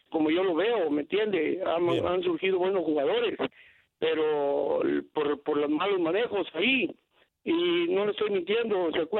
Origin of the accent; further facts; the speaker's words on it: Guatemala; me molesta eso como guatemalteco